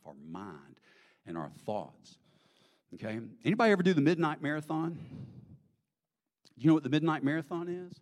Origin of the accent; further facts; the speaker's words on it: Greenville, South Carolina, United States; growing up in Greenville, you know, the middle of the Bible Belt